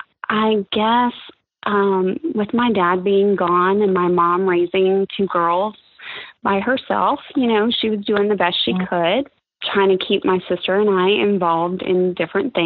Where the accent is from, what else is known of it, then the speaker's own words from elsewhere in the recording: Pensacola, Florida, United States; also born or lived in Connecticut; Originally, I'm from Connecticut. We moved here when I was about 6 years old. So in 1982, we moved to Pensacola. My dad was in the military, and I've been here ever since